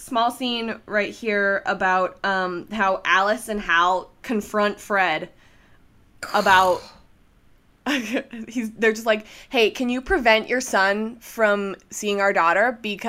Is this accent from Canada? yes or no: yes; Canada; I'm Canadian